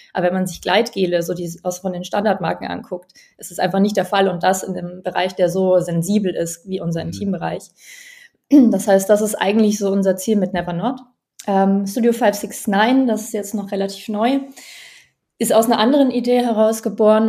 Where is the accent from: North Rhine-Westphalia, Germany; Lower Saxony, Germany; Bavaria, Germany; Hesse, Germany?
Bavaria, Germany; Allgäu; now in Berlin, Germany; Ich bin im Allgäu aufgewachsen, ganz ländlich